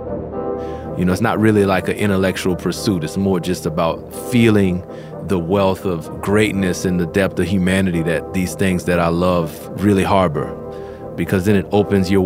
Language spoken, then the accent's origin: English; New Orleans, Louisiana, United States; growing up in New Orleans